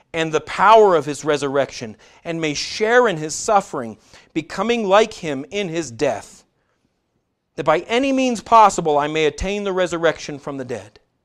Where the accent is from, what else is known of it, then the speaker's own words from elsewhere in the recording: United States; we as American Christians